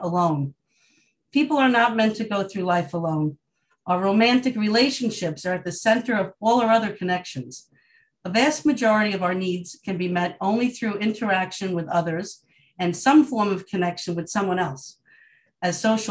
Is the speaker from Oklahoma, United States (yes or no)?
no; Long Island, New York, United States; I'm from Long Island, New York.